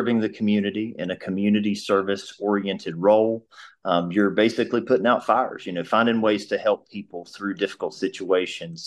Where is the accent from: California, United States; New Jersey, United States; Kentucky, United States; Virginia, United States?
Virginia, United States; Abingdon; I'm born and raised in Abingdon, so I'm from Washington County.